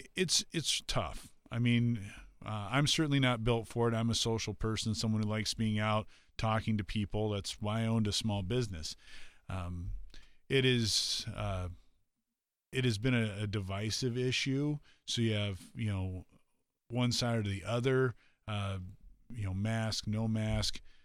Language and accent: English; South Dakota, United States; in my hometown, uh, on Main Street